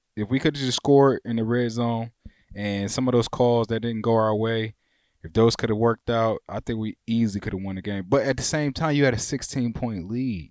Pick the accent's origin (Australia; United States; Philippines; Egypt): United States; Warren, Michigan; back home in my, in my hometown at my mom's house in Warren